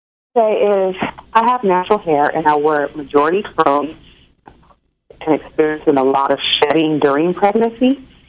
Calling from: Northern California, United States; I'm calling from California.

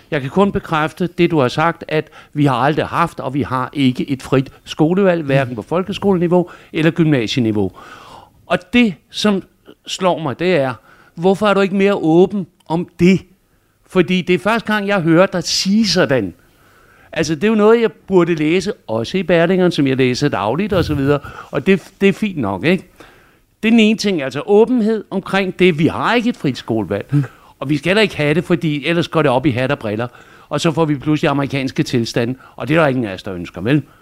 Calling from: Greve, Zealand, Denmark; Hej Pernille … jeg kommer fra Greve.

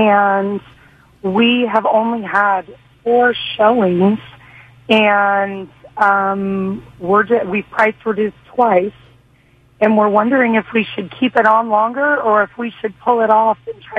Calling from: Puyallup, Washington, United States; I am calling in from Puyallup

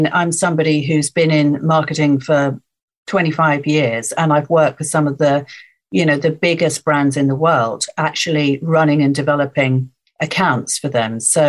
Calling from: Rickmansworth, East of England, United Kingdom; So I'm in Rickmansworth, which is more or less on the M25 Northwest London. So it's South Hertfordshire, just outside London.

